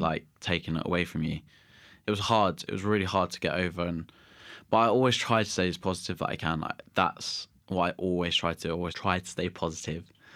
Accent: Somerset, South West England, United Kingdom; also born or lived in Guernsey; I was born in Guernsey, and then I moved to Somerset.

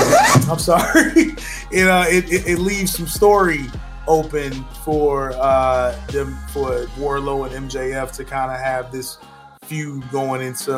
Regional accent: Chicago, Illinois, United States; look at my hometown.

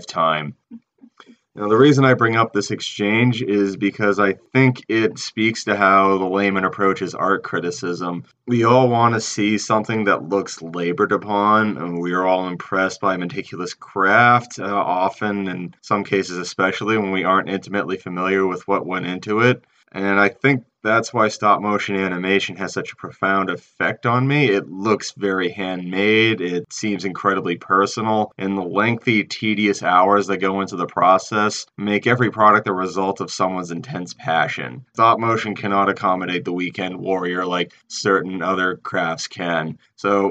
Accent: United States; as an American

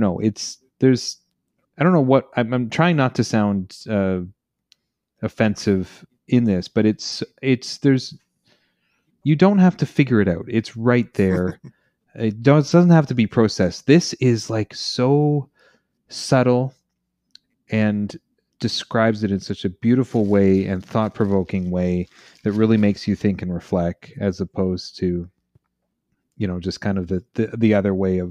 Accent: Canada; I'm Canadian

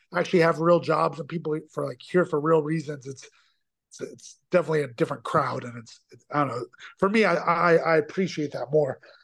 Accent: United States; moved away as an adult; also born or lived in Thailand; now in Asia; I always say I'm from America

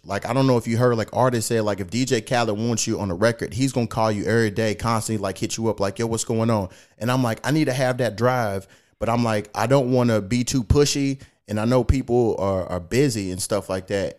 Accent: Kentucky, United States; now in Los Angeles, United States; I'm back here in my hometown in uh, Kentucky

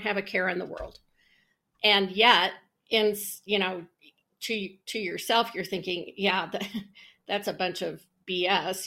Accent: Colorado, United States; I was born and raised in Colorado.

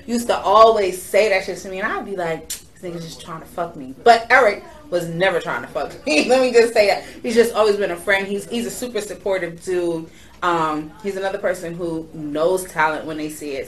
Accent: New York, United States; I am from New York

